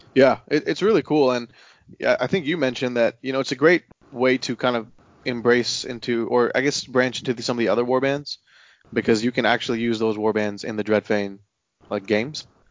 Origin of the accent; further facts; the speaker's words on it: Houston, Texas, United States; now in Austin, United States; I'm originally from Houston